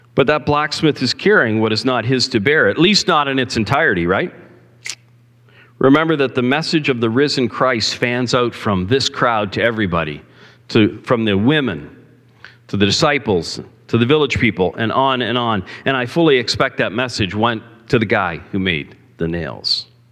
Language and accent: English; Cambridge, Ontario, Canada; on a busy highway where I grew up in Cambridge